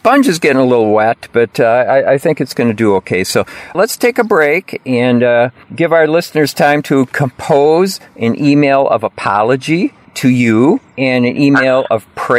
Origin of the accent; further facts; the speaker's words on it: Lowell, Massachusetts, United States; Well, I did want to tell you, you know, a little bit of news from my hometown of Lowell.